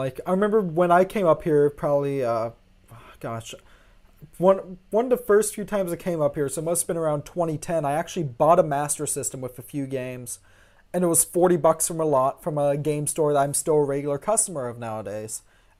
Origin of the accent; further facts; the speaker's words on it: Gulf Coast, United States; now in near Seattle, United States; growing up on the Gulf Coast and living on the West Coast now